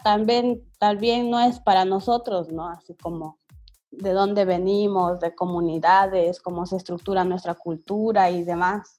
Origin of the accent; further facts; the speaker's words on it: Bolivia; nosotros tenemos como bolivianos